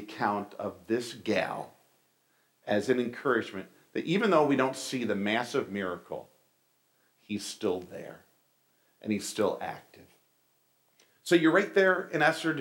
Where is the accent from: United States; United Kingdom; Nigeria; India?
United States; New York; moved away as an adult; also born or lived in Springfield, Ohio; I was from New York